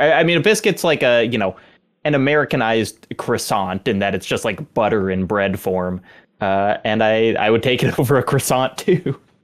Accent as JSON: {"language": "English", "area": "the South", "region": "Southern United States", "country": "United States", "said": "as a Southerner"}